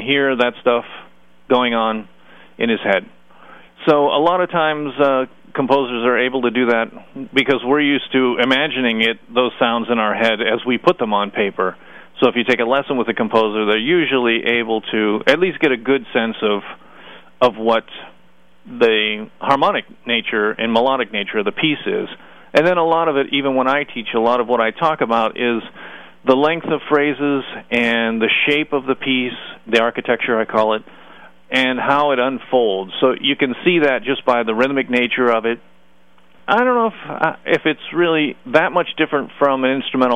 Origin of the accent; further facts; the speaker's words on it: Youngstown, Ohio, United States; Youngstown State University, which is in my hometown